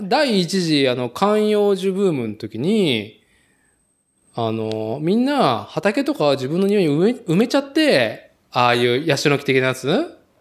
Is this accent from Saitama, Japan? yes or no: no; Nagoya, Aichi, Japan; 名古屋生まれ、名古屋育ちで